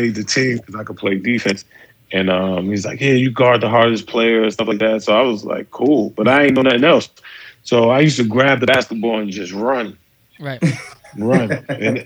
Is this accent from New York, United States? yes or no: yes; New York City, New York, United States; also born or lived in Brooklyn, New York City; I moved to Harlem when I was like 8 years old